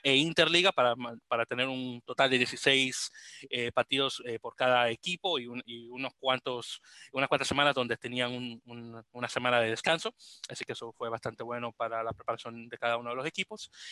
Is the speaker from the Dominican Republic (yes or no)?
yes; Dominican Republic; now in New York, United States; como buen dominicano que soy